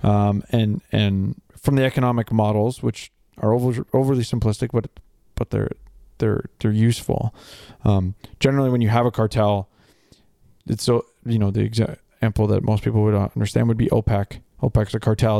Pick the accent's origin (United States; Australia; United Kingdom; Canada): Canada; me as a Canadian